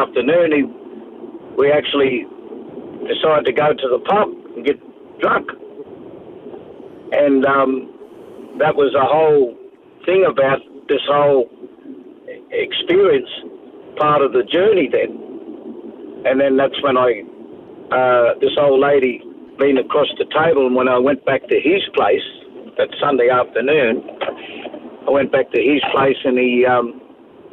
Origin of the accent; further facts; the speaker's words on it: Sydney, New South Wales, Australia; also born or lived in Parramatta / Taree; now in Tweed Heads, Australia; I was born in Parramatta in New South Wales, Sydney, and most of my quarter life was actually raised up in that area in Mascot in Botany Bay there